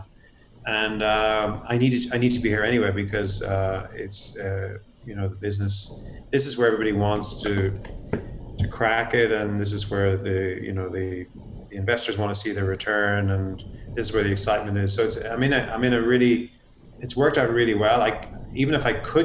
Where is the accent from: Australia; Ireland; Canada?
Ireland; moved away as an adult; now in United States; I'm actually from Ireland myself